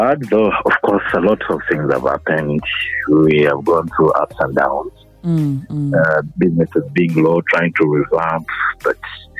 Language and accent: English; Mbale, Eastern Region, Uganda; I'm actually born from East, from Bali. I'm Mugiso by tribe.